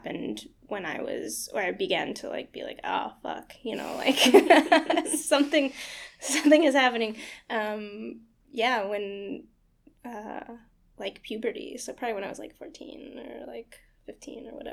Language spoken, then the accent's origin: English; Houston, Texas, United States; moved away as an adult; also born or lived in Austin, Texas; now in New York City, United States; I'm from outside of Houston. I was born in Houston, Texas, and I grew up just kind of like on the outsides of it